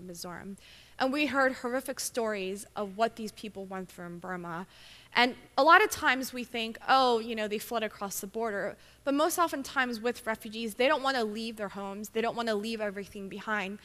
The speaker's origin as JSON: {"language": "English", "town": "Philadelphia", "region": "Pennsylvania", "country": "United States", "tie": "born or raised there", "moved": "as an adult", "lives_now": "Baltimore, United States", "said": "I'm originally from, born and raised in Philadelphia"}